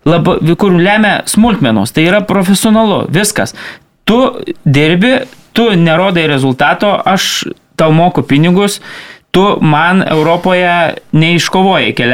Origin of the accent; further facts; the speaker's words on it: Lithuania; mes lietuviai